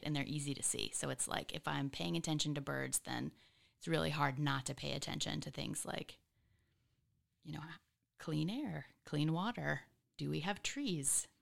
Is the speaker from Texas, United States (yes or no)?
yes; Katy, Texas, United States; now in Austin, United States; I was born in Houston.